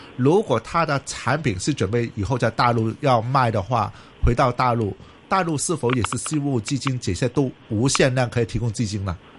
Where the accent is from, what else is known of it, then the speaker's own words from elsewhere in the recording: Hong Kong; 我是香港人